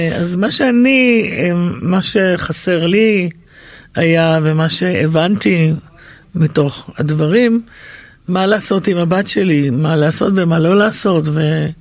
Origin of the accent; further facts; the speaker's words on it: Yehud, Central District, Israel; הייתה בין הראשונות ביהוד שהייתה לי את המערכת הזאת